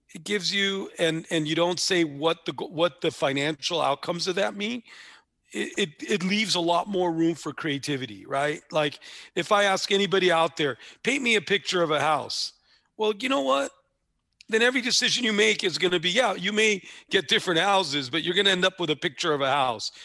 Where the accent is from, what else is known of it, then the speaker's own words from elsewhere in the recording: Los Angeles, California, United States; where I grew up in East Hollywood was probably three blocks from where Chavo grew up